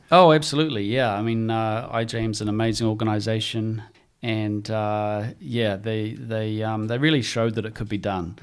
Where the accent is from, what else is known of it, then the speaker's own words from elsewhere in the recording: New Zealand; growing up in New Zealand